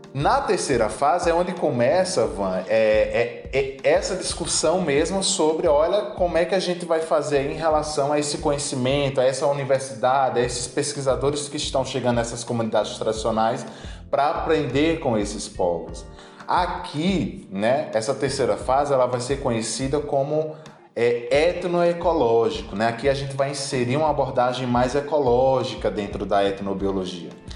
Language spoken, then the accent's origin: Portuguese; Rodelas, Bahia, Brazil; moved away; also born or lived in Pernambuco; na minha cidade natal, né, minha querida Rodelas, Bahia